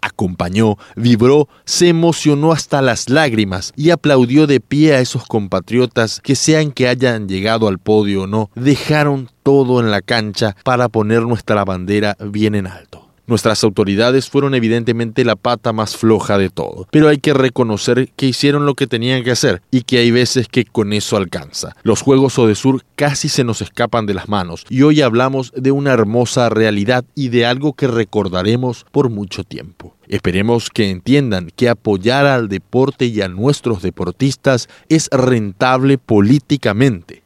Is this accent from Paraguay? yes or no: yes; Paraguay; Los paraguayos somos capaces de todo, como cualquier nación